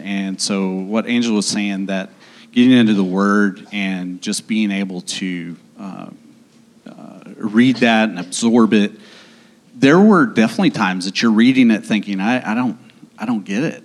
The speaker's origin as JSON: {"language": "English", "town": "Owasso", "region": "Oklahoma", "country": "United States", "tie": "born or raised there", "also_born_or_lived": "Dallas", "moved": "as an adult", "lives_now": "Oklahoma City, United States", "said": "I grew up in Owasso."}